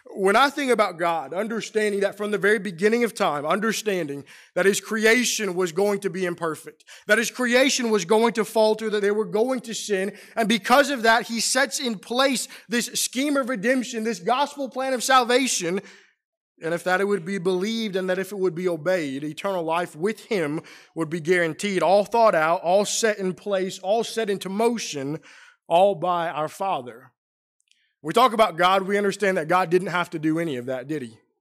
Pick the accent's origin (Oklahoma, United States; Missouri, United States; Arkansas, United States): Missouri, United States; St. Louis; moved away as an adult; also born or lived in Middle Tennessee; now in Roanoke, United States; I grew up in Saint Louis